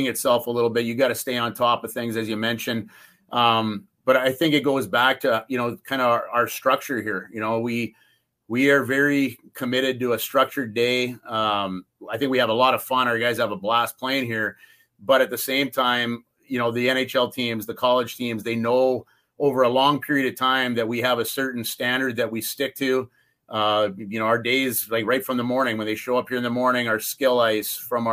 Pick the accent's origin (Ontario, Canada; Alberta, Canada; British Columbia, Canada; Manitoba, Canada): Alberta, Canada; Calgary; also born or lived in St. Cloud, Minnesota; now in Penticton, Canada; growing up in Western Canada myself from Calgary